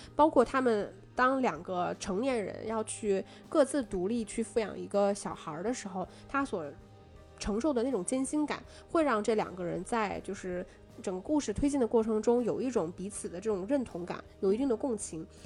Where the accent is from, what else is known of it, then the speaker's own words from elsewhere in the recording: China; 我们中国人是一个习惯于把道德放，放置于人性 嗯，之上的